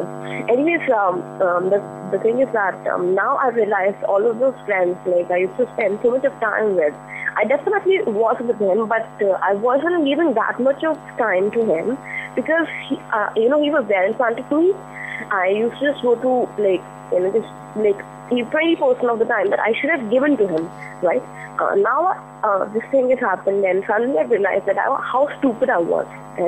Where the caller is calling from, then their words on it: Delhi, India; I'm calling from Delhi.